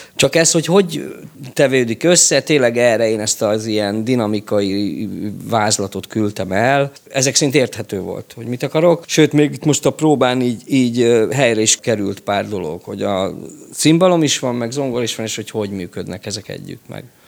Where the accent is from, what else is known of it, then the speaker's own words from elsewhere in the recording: Budapest, Hungary; én Csepeli vagyok, ott, ö, működött a Vidám Park zenekar